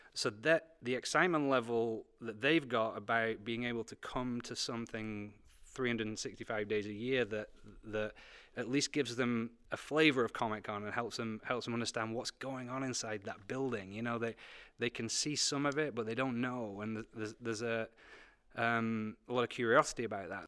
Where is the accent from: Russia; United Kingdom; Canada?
United Kingdom; moved away as an adult; now in United States; I came from Britain